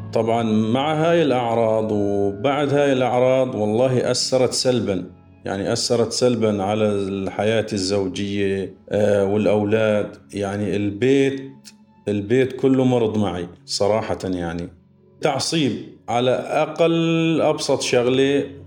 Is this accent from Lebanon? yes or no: no; Syria